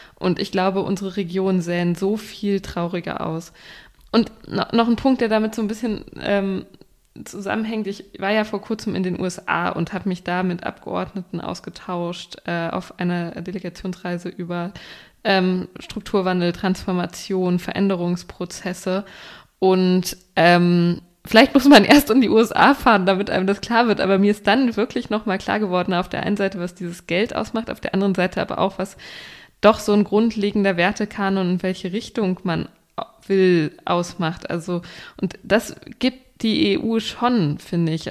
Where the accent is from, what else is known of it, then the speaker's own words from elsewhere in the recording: Germany; als Deutscher